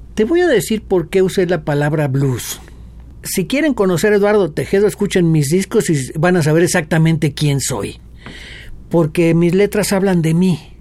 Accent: Mexico City, Mexico; first language Spanish; somos chilangos de feño

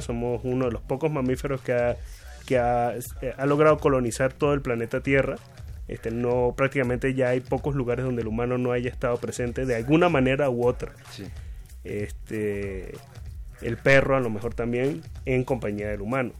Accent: Venezuela; now in Mexico; en mi tierra, en, Venezuela

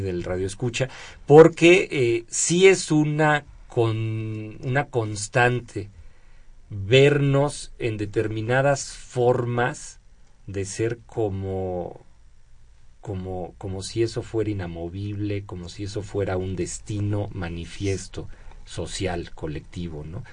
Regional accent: Mexico; como mexicanos

